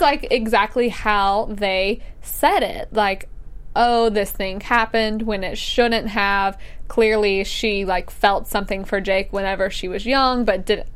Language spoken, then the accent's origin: English; Alabama, United States; I'm from Alabama